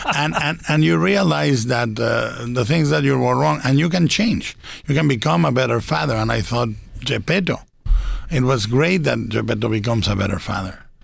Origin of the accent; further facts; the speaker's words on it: Guadalajara, Jalisco, Mexico; animated in Mexico in Guadalajara in my hometown